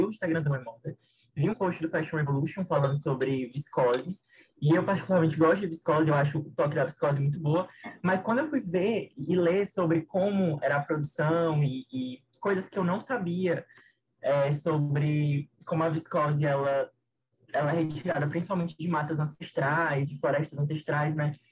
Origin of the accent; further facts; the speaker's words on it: Fortaleza, Ceará, Brazil; eu sou de Fortaleza